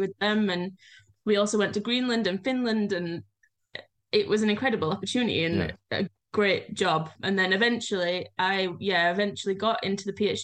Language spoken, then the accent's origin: English; Yorkshire and the Humber, United Kingdom; moved away as an adult; now in Ísafjörður, Iceland; I'm from Yorkshire, we have hills